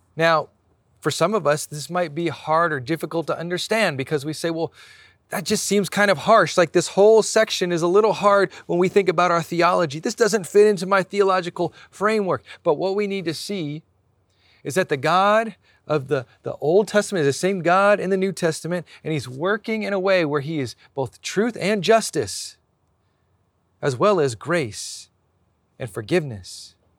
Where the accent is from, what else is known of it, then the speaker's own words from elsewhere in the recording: Hawaii, United States; now in San Diego, United States; I was born in Hawaii, but I live here in San Diego.